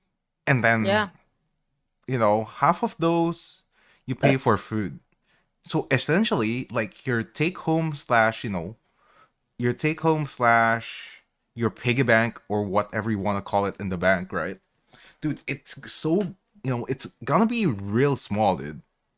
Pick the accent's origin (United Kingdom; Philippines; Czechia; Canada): Philippines; English is a second language; moved away; You know, I'm Filipino. I'm immigrated from the Philippines.